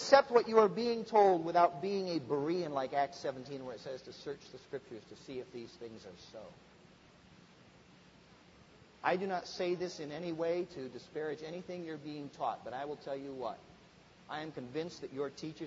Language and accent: English; Midwest, United States; I grew up in the Midwest, and we just didn't have a lot of big churches.